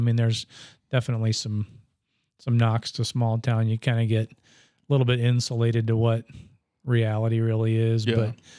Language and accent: English; Bonesteel, South Dakota, United States; Bonestell, South Dakota.